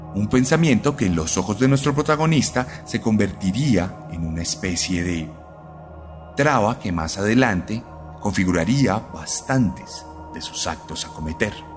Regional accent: Colombia; vencimos en las urnas el pasado domingo aquí en Colombia

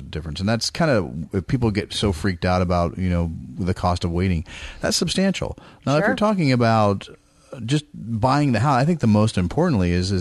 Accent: East Bay, California, United States; moved away; I'm from the Bay Area, grew up in the East Bay

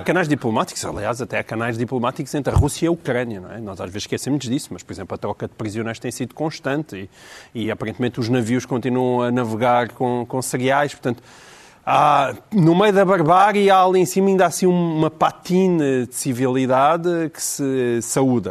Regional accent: Portalegre, Alentejo, Portugal; Eu sou de Porto Alegre

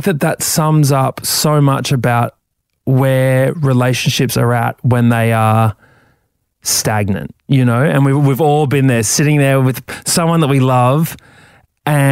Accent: Brisbane, Queensland, Australia; where are you from? And I say, Brisbane

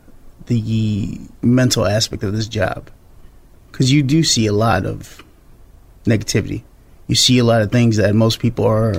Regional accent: Chicago, Illinois, United States; I taught Sunday school back when I was growing up in Chicago

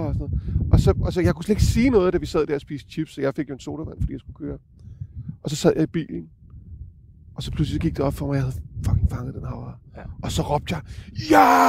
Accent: Copenhagen, Capital Region of Denmark, Denmark; jeg er jo københavner

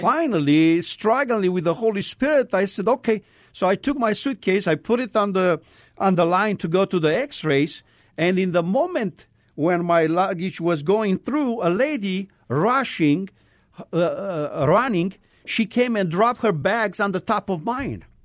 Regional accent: Romania; moved away; I am originally from Romania.

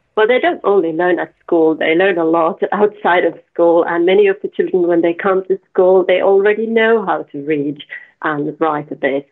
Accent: the middle of Finland, Central Finland, Finland; I, from the middle of Finland

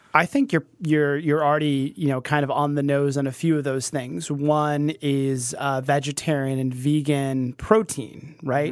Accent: Kansas City, Missouri, United States; now in New York, United States; were both from Kansas City, we both were Mizzou grads

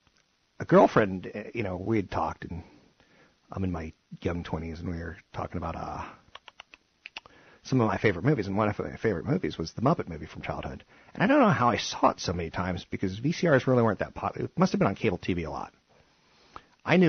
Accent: East Coast, United States; now in Silicon Valley, United States; growing up on the East Coast

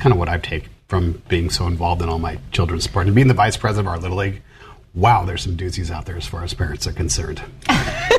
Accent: Baltimore, Maryland, United States; I was born in Baltimore

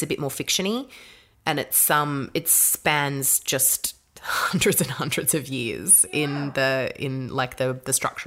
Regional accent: Australia; a white Australian grown up to understand what that journey was like for the kids that I went to school

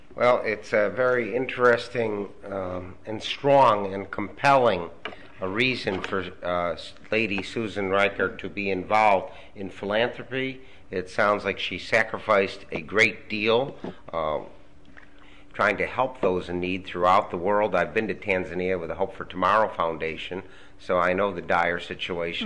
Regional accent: Buffalo, New York, United States; we hail from Buffalo, New York

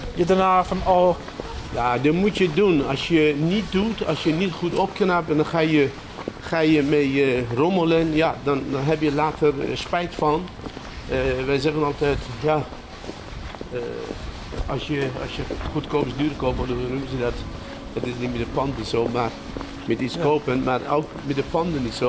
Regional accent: Iran; Dutch is a second language; moved away as an adult; also born or lived in Germany; now in Apeldoorn, Netherlands; ik uit Iran kom

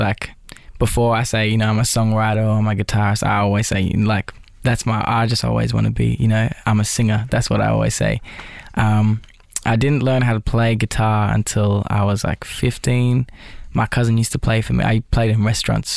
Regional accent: Fingal Head, New South Wales, Australia; I grew up in a small town called Finglehead. It's just below the Queensland New South border

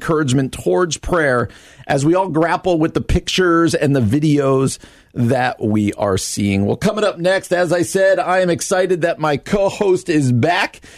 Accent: East Coast, United States; I grew up on the East Coast.

